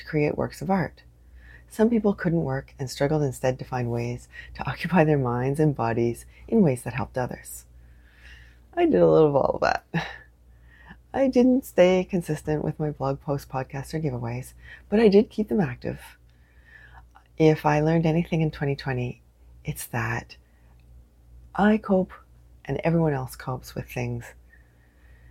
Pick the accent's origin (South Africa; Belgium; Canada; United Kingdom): Canada; I am unapologetically Canadian